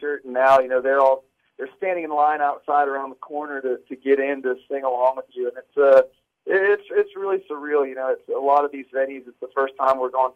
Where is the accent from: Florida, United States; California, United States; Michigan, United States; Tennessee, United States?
Tennessee, United States; 30 minutes from Bonnaroo; I actually grew up like 30 minutes from where Bonnaroo's